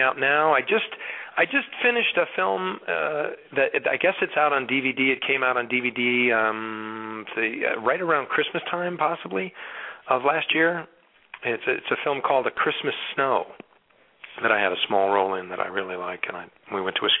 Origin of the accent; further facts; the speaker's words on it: Rockford, Illinois, United States; moved away as an adult; also born or lived in Connecticut / Brooklyn, New York; now in California, United States; And then my mom moved to the Midwest to a town called Rockford, Illinois. And that's where I spent the next 17 years or so